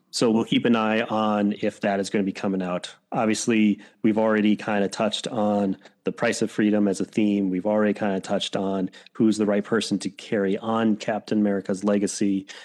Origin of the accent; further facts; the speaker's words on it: Wisconsin, United States; accent: Wisconsin; I have a Wisconsin accent